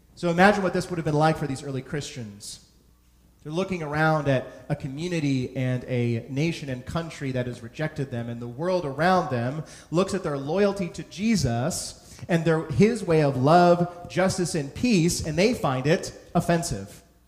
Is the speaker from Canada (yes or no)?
no; San Francisco, California, United States; now in New York, United States; where I was born and raised in San Francisco